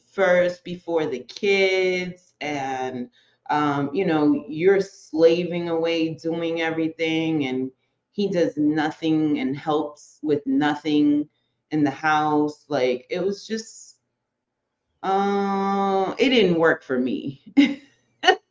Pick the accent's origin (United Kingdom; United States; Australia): United States; Boston, Massachusetts; also born or lived in New York; I was a first generation Dominican New Yorker, but I was raised in Boston